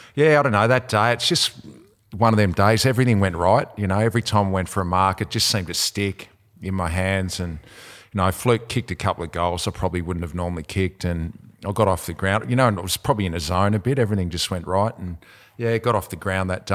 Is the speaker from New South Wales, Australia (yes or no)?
no; Devonport, Tasmania, Australia; I'm from Devonport